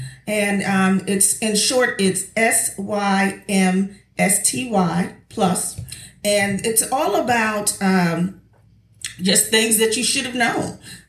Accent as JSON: {"language": "English", "town": "Philadelphia", "region": "Pennsylvania", "country": "United States", "said": "I'm from Philly"}